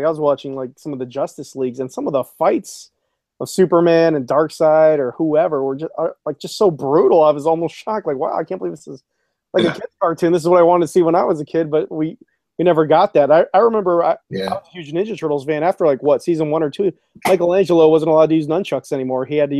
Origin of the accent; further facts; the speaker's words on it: South Korea; And as you know, I grew up a lot in Korea